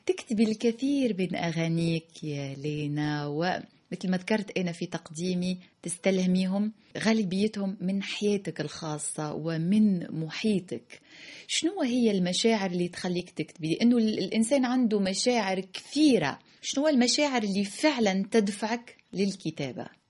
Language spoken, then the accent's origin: Arabic; Tunisia; لأني تونسية